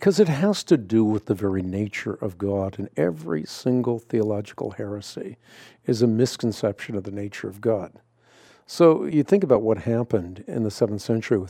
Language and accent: English; Netherlands; I'm Scandinavian. I was born in Holland.